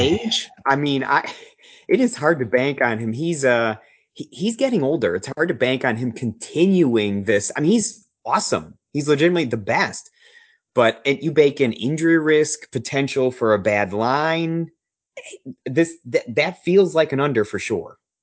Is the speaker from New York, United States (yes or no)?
yes; Buffalo, New York, United States; moved away as an adult; I grew up right outside of Buffalo. I lived there for those twenty-seven years of my life